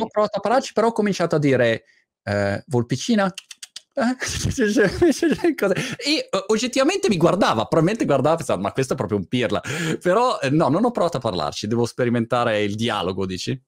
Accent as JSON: {"language": "Italian", "town": "Milan", "region": "Lombardy", "country": "Italy", "tie": "born or raised there", "moved": "as an adult", "lives_now": "United Kingdom", "said": "sono eh, diciamo milanese mhmm, di origine eh, perché sono, mhmm, sono nato a Milano eh."}